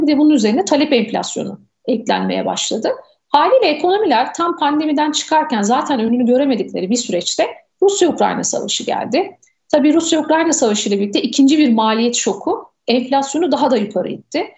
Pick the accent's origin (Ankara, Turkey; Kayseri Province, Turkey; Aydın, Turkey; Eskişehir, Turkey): Aydın, Turkey; moved away as an adult; also born or lived in Bursa; Ben hocam 1982 Aydın doğumluyum. İlk orta ve lise eğitimimi Aydın'da tamamladım